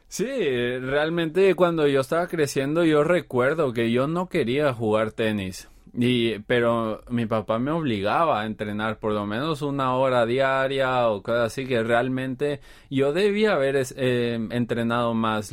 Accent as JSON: {"language": "Spanish", "country": "Guatemala", "moved": "as an adult", "lives_now": "Seoul, South Korea", "said": "soy de Guatemala"}